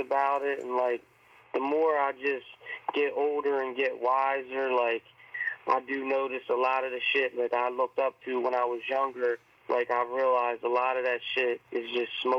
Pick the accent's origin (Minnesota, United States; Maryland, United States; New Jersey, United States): New Jersey, United States; I'm from South Jersey